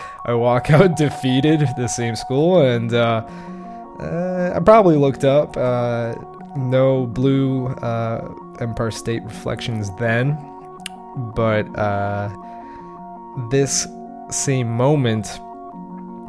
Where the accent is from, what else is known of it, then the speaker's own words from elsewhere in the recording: Canada; also born or lived in Montreal; as a Canadian, as a resident in Canada